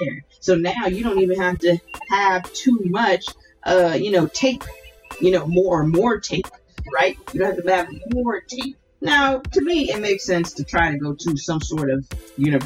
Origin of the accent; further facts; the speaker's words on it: Hilton Head Island, South Carolina, United States; also born or lived in Ridgeland, Jasper County, South Carolina; I grew up on Hilton Head and went to Hilton Head High School